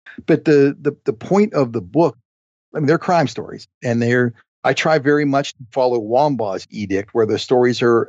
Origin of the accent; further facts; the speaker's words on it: Lower Burrell, Pennsylvania, United States; moved away; also born or lived in New Kensington, Pennsylvania / Arnold, Pennsylvania; I was born in New Kensington, Pennsylvania